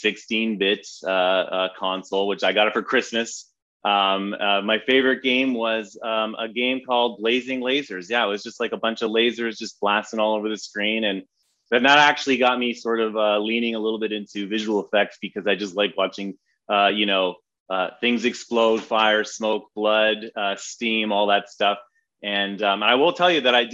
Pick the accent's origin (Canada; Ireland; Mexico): Canada; London, Ontario; now in Los Angeles, United States; I grew up in Canada, just outside of Toronto, in a place called London, Ontario.